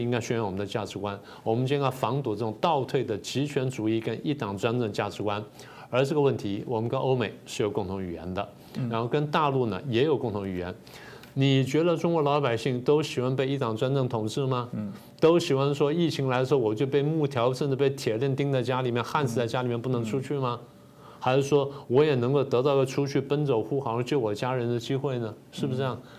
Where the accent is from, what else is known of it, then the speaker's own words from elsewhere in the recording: Taiwan; 我们台湾人